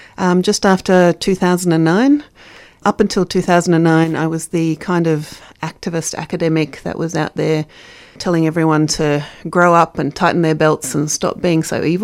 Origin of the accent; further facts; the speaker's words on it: Brazil; also born or lived in South Africa; now in Australia; I was born in South Africa. I grew up in Brazil, moved to Australia in 82 from Dutch parents.